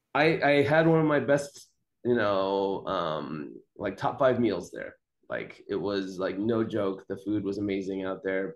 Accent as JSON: {"language": "English", "town": "Fresno", "region": "California", "country": "United States", "tie": "born or raised there", "said": "I grew up in Fresno"}